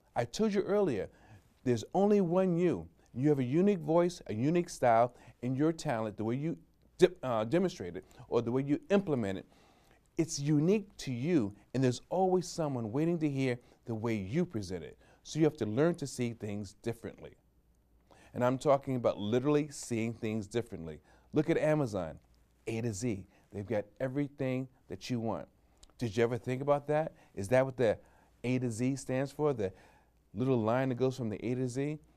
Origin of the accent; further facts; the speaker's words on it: New York, United States; I'm a New Yorker